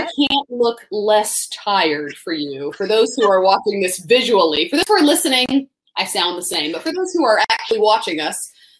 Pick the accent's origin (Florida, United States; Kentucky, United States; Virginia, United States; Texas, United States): Florida, United States; Tallahassee; I grew up in Tallahassee, Florida, during a stretch of years where, I mean, and there were a lot of years that Florida State football was the pinnacle of college football.